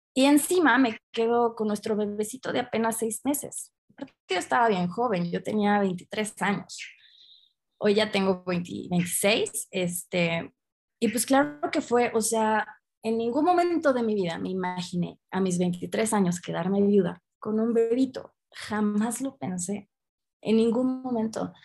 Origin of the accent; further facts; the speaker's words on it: Aguascalientes, Mexico; de aquí de, de Aguascalientes, de donde yo soy de México